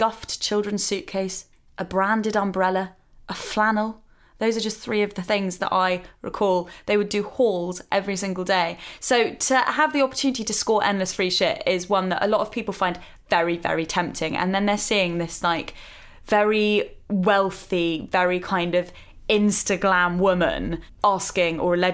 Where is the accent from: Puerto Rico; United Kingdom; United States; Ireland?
United Kingdom